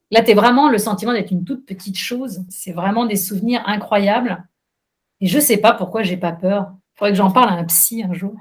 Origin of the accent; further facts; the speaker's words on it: France; en tant que Française